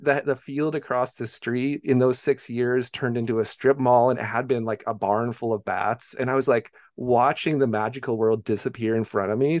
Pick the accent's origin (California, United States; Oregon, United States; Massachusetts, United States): Oregon, United States; Beaverton; I grew up in Beaverton, Oregon, which is just, you know, uh, the, the most s, the, like, the most suburb of all suburbs